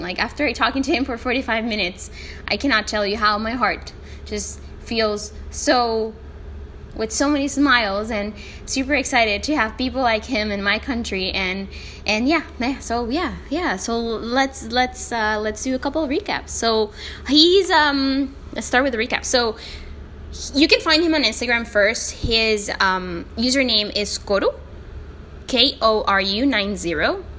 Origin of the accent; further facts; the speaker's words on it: El Salvador; first language Spanish; English is a second language; my country, El Salvador